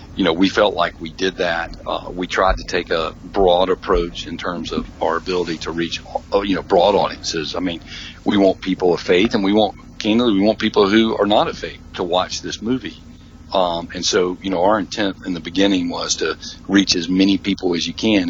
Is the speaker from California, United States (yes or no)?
no; Mississippi, United States; I'm from Mississippi